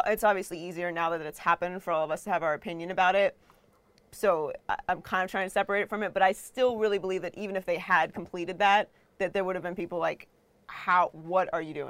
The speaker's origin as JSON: {"language": "English", "town": "Pittsburgh", "region": "Pennsylvania", "country": "United States", "tie": "born or raised there", "also_born_or_lived": "Miami", "moved": "as an adult", "lives_now": "Los Angeles, United States", "said": "I grew up in Pittsburgh"}